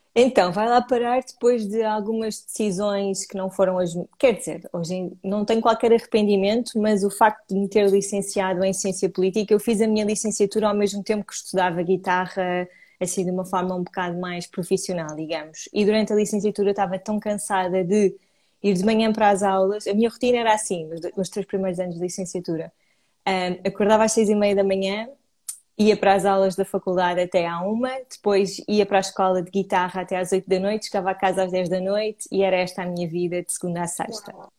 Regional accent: Cascais, Lisbon, Portugal; sou de Lisboa, na verdade cresci em Cascais, mas vivo, vivo por aqui.

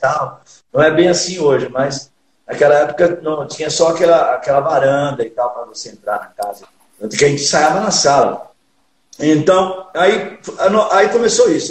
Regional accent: São Paulo, Brazil; also born or lived in São José do Rio Preto; Sou filho de nordestinos e piauiense, é meu pai e minha mãe pernambucana, mas já nascido e criado em São Paulo.

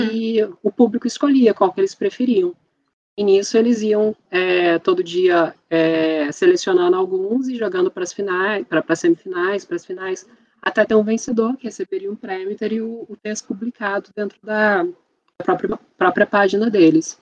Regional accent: Barra Mansa, Rio de Janeiro, Brazil; sou de uma cidade do interior do Rio de Janeiro, Barra Mansa

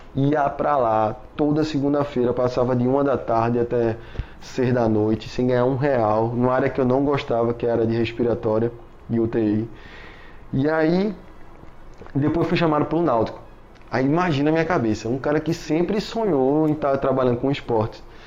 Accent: Recife, Pernambuco, Brazil; eu sou daqui de Recife, pelo amor de Deus, eu não sou carioca não

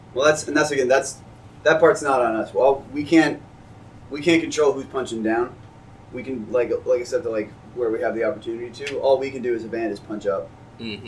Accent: New York, United States; now in Baltimore, United States; I'm from New York originally

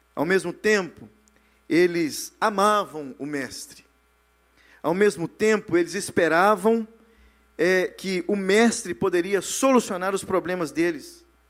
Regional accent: Brazil; moved away; Nós que saímos do Brasil

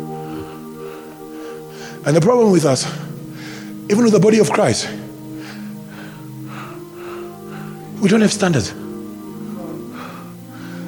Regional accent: South Africa; I'm a South African.

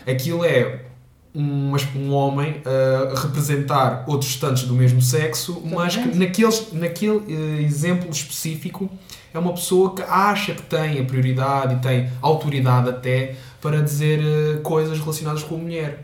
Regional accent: Portugal; sou português, sou estudante

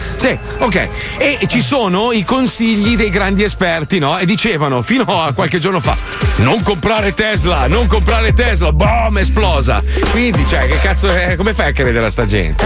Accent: Italy; Io sono italiano

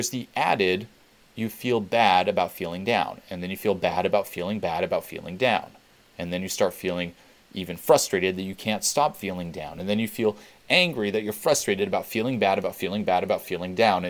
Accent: Switzerland; I grew up in Switzerland

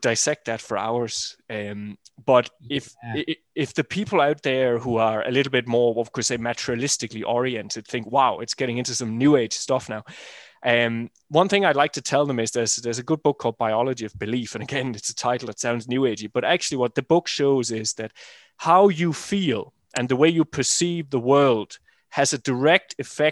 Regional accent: Denmark; I'm from Jutland, north of Germany

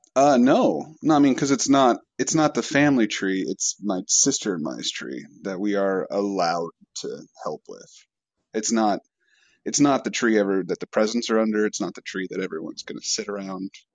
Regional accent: Washington, United States; I'm from Washington State

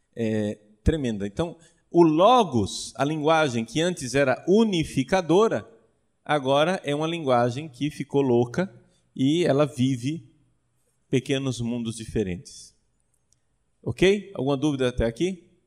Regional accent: Brazil; Eu, como bom brasileiro

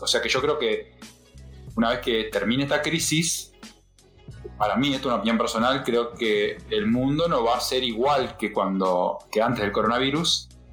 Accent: Argentina; nosotros digo como Argentina

